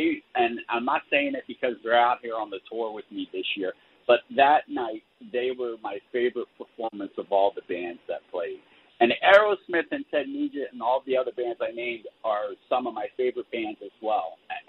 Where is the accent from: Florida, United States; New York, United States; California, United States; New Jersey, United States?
Florida, United States; and we haven't played Florida in such a long time. So, and that's my home state.